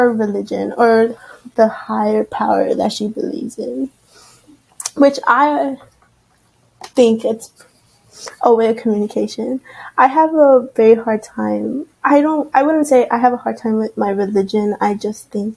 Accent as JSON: {"language": "English", "town": "Austin", "region": "Texas", "country": "United States", "moved": "yes", "lives_now": "Corpus Christi, United States", "said": "I'm from Austin"}